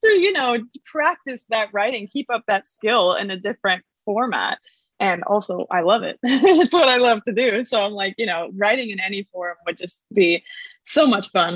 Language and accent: English; New York, United States; now in Nashville, United States; I am from New York